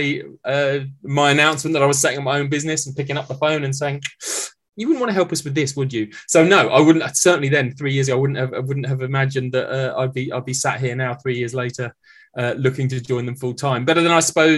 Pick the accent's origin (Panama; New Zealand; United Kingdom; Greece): United Kingdom; Maidenhead, South East England; I grew up in Maidenhead